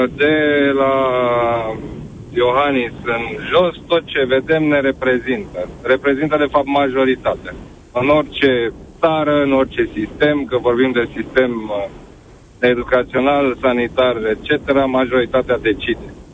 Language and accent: Romanian; Romania; nu am plecat din România, deși puteam să plec de multe ori, dar am rămas